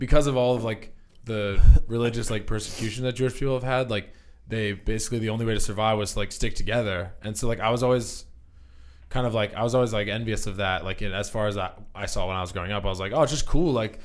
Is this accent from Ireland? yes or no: yes; Ireland; now in Los Angeles, United States; working in the grocery store in Ireland.